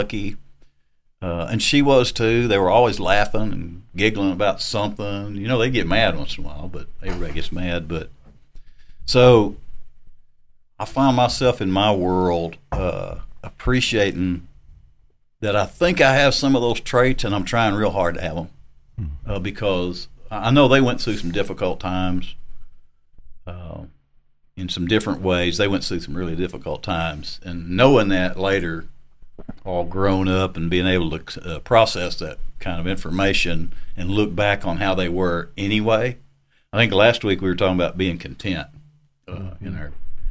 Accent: Arkansas, United States; moved away; people I grew up with back in Arkansas

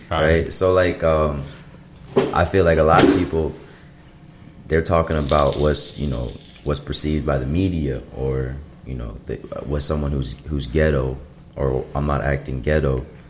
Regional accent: suburb of Chicago, Illinois, United States; I'm from the Midwest, grew up in suburb of Chicago

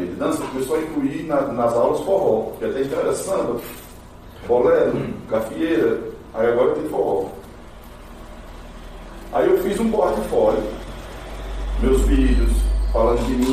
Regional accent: Juazeiro do Norte, Ceará, Brazil; also born or lived in São Caetano do Sul, São Paulo; Eu sou do Nordeste, eu sou do Nordeste, eu sou do Cariri, cearense, tá? do Cariri.

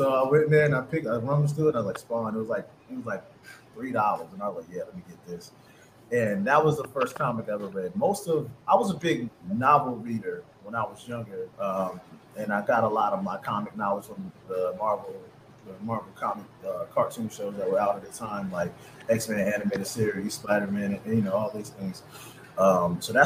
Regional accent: North Carolina, United States; I'm from a small town, North Carolina

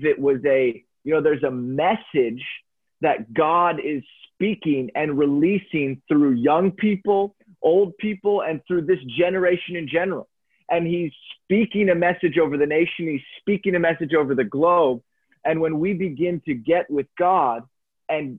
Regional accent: Lancaster, Pennsylvania, United States; I grew up in Pennsylvania, in Lancaster, a highly religious area

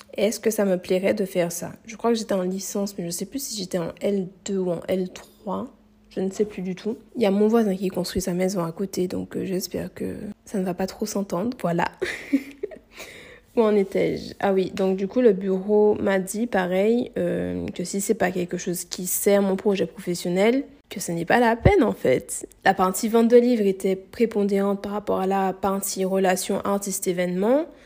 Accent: Martinique; moved away as an adult; also born or lived in Metropolitan France; Je suis martiniquaise si vous ne savez pas et là je suis retournée vivre du coup en Martinique. Du coup, j'ai quitté mon île natale pour aller m'installer en hexagone pour faire mes études

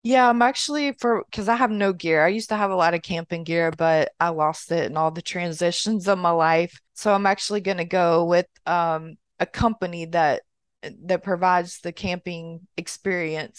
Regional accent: Mississippi, United States; moved away as an adult; now in Florida, United States; I'm from Mississippi, but I live in Florida.

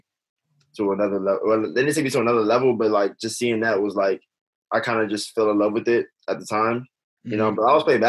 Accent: Los Angeles, California, United States; I'm next to like, I don't know if you heard of Baldwin Hills

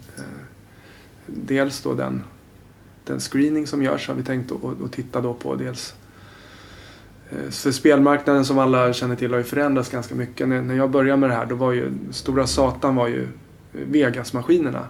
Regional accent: Haninge, Stockholm County, Sweden; moved away as an adult; now in Årsta, Sweden; jag kommer från Haninge som är ja en ganska dyster förort.

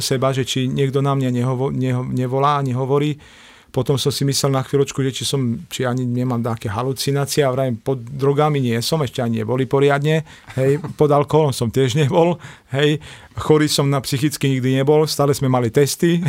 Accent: Košice, Košice Region, Slovakia; vyrastal som v Košiciach

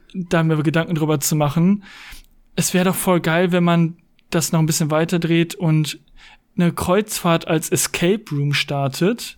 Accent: Hagen, North Rhine-Westphalia, Germany; Ich komme aus Hagen

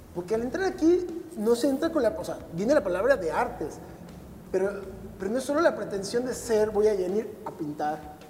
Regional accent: Mexico City, Mexico; born or raised there; also born or lived in Tocumbo, Michoacán

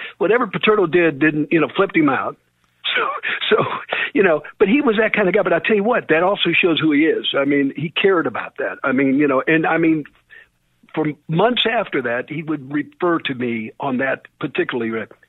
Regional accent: St. Louis, Missouri, United States; born or raised there; moved away as an adult; also born or lived in Illinois / Midwest; now in Morgantown, United States

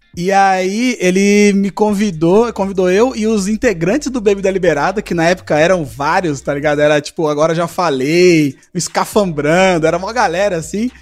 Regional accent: Zona Leste, São Paulo, Brazil; eu sou da Zona Leste, não saio daqui, não.

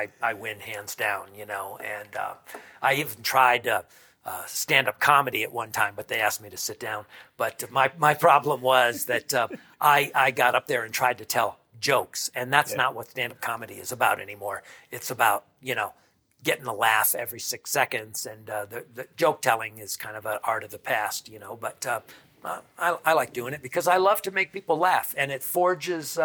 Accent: Albany, New York, United States; also born or lived in Johnstown, New York; growing up in Johnstown and Albany, New York

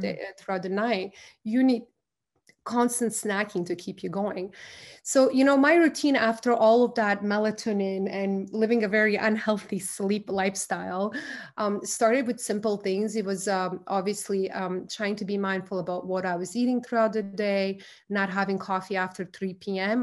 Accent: Croatia; moved away; I'm from Croatia.

